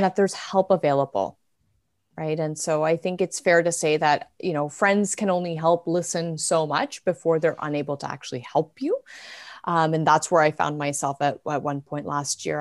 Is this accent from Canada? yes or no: yes; Canada; I have been born and raised in Canada.